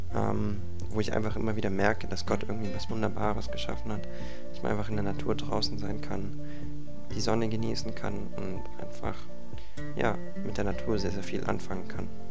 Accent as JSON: {"language": "German", "town": "Konstanz", "region": "Baden-Württemberg", "country": "Germany", "said": "ich komme aus Konstanz und bin 20 Jahre alt"}